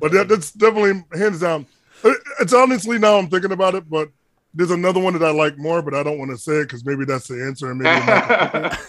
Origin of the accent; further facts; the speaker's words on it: Hartford, Connecticut, United States; I'm from Hartford, Connecticut